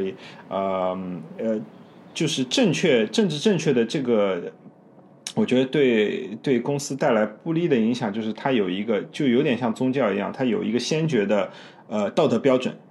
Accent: China; now in United States; 或者说是一个中国人，在，或者说是一个在美，在美华人

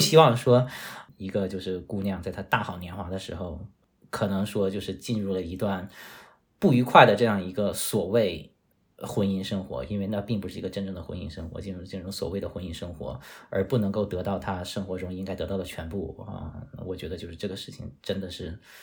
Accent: China; moved away as an adult; also born or lived in London, United Kingdom; now in Manchester, United Kingdom; 我们这个国内

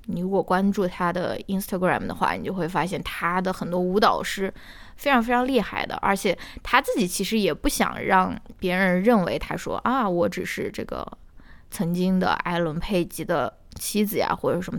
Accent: China; 我们中国人

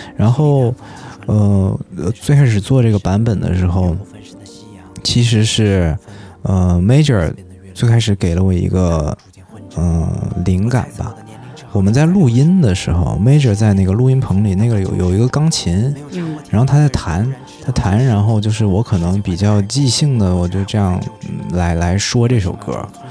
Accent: Heilongjiang, China; 我的老家是在黑龙江嘛，然后我们家是煤城，就是煤矿资源组成的

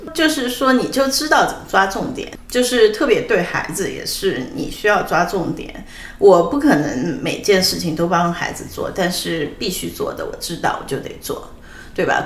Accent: Ya'an, Sichuan, China; moved away; also born or lived in Hangzhou; 我在四川度过了我的童年，我在四川呢，我父母那时候在四川农业大学教书，搬到雅安的时候

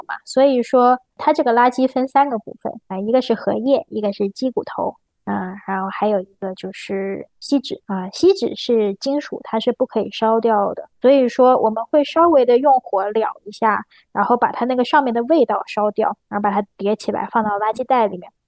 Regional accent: Guangdong, China; moved away; 我作为一个广东人

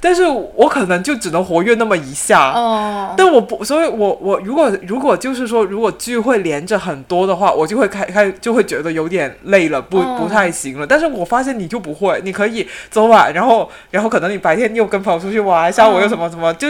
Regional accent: Guangdong, China; 我们广东人一提起夏天就想，妈呀，到十一月可能都没有结束哎，就热死了

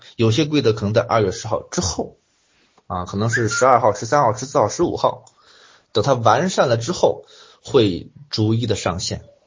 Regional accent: China; 作为一个中国人

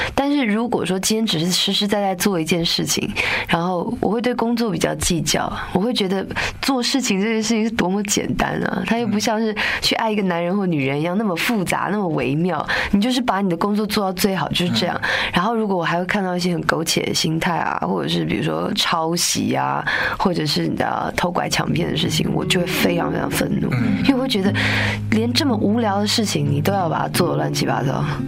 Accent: Taipei, Taiwan; 因为我是台北长大的，小孩子嘛，在台湾的北部

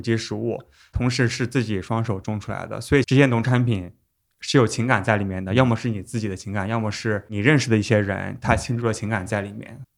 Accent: China; 咱们中国人也赶集嘛

